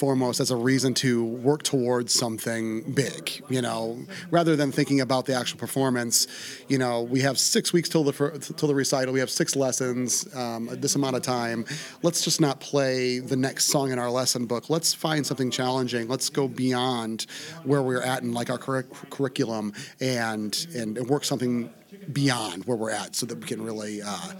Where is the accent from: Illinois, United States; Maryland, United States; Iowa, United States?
Iowa, United States; moved away as an adult; now in White Bear Lake, United States; I grew up in Iowa, went to school in Iowa City.